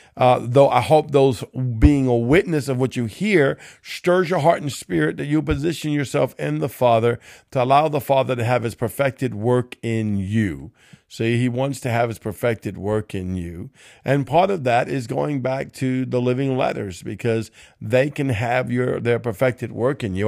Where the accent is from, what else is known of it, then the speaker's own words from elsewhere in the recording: Cajun, Louisiana, United States; I'm Cajun